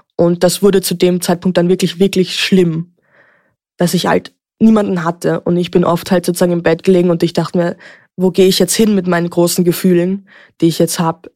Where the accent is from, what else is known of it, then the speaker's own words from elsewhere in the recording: Vienna, Austria; Ich bin geboren und aufgewachsen in Wien.